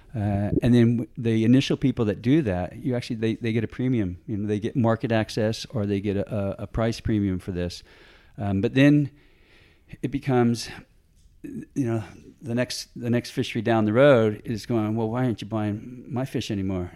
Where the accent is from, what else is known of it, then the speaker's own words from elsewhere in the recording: San Diego, California, United States; moved away as an adult; also born or lived in Tonga; now in Australia; I grew up in San Diego, California. Uh, good old, I'm a Yankee